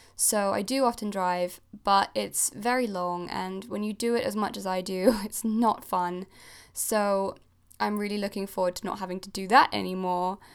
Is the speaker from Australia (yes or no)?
no; Geneva, Switzerland; moved away as an adult; also born or lived in Cornwall, United Kingdom; now in United Kingdom; I'm originally Swiss. I grew up in Geneva in Switzerland, and I moved to the U K when I was eighteen